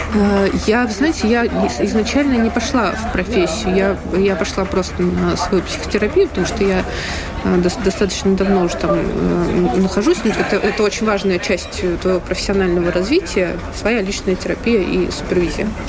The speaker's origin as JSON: {"language": "Russian", "country": "Russia", "tie": "born or raised there", "also_born_or_lived": "Saint Petersburg", "moved": "as an adult", "lives_now": "Berlin, Germany", "said": "я э, родилась, выросла в России"}